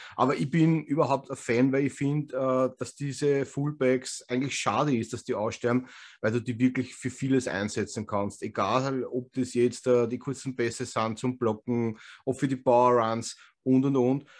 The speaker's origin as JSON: {"language": "German", "region": "Vienna", "country": "Austria", "accent": "Wiener Schmäh", "said": "wir als Österreicher"}